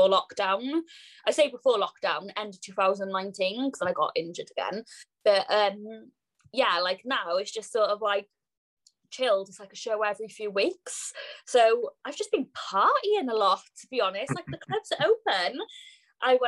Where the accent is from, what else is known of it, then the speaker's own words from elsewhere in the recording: Cardiff, Wales, United Kingdom; I'm from Cardiff, Wales